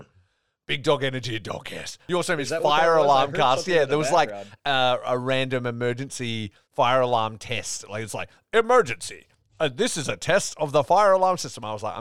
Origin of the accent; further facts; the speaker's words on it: Australia; especially like for me growing up in Australia, nobody knew about it.